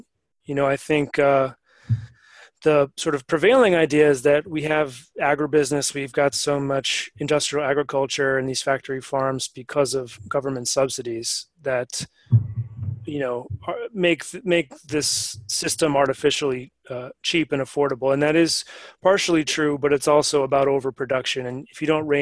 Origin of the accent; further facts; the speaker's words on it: Maine, United States; I come from Maine